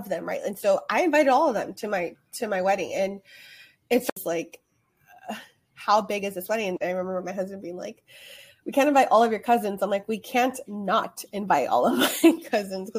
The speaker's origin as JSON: {"language": "English", "town": "Los Angeles", "region": "California", "country": "United States", "tie": "born or raised there", "accent": "Valley girl", "moved": "as an adult", "said": "I grew up in the San Fernando Valley in Los Angeles, and I'm very proud to be a Valley girl."}